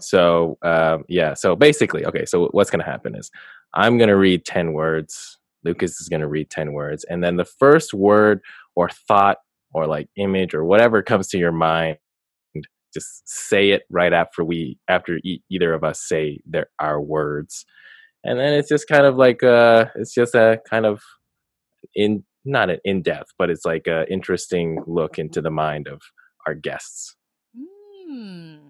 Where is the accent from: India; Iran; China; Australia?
China; Beijing; I was born in Beijing